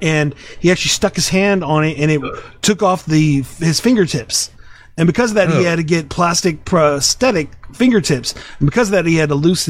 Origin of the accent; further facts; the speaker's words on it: Austin, Texas, United States; I'm from Austin